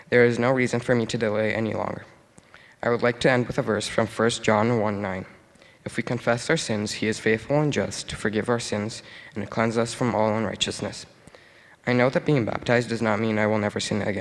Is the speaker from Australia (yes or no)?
no; Brazil; now in Canada; I'm originally from Brazil, and I came to Canada a little over 6 years ago.